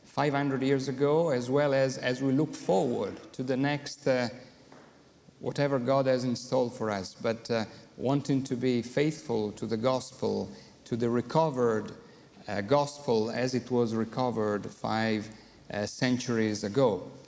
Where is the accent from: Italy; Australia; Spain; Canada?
Italy; accent: Italian; English is a second language; I will need to try to talk, to use my broken English, and I hope that you will bear with my Italian accent.